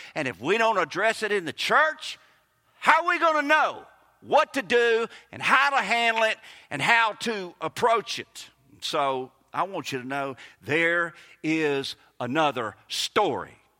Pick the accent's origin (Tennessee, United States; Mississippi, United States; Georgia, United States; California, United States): Mississippi, United States; Kosciusko; accent: Southern; moved away as an adult; A guy I grew up with in Kosciuszko